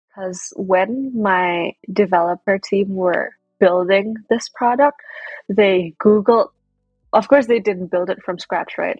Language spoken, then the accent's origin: English; Indonesia; moved away as an adult; now in United States; I was born and raised in Indonesia